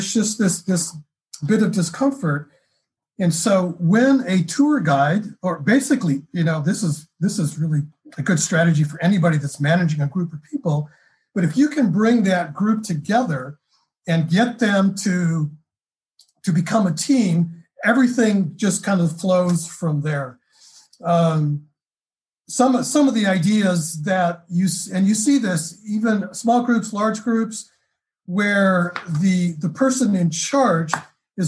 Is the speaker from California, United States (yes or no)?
yes; California, United States; moved away; I'm from California. Originally I am.